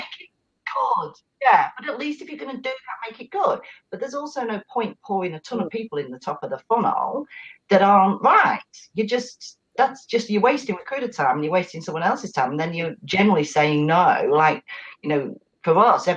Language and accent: English; New Zealand; moved away as an adult; now in Australia; when I moved from New Zealand over to Australia